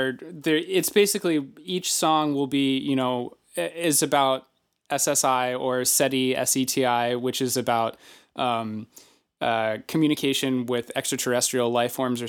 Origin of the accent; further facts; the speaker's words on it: Baltimore, Maryland, United States; growing up in Baltimore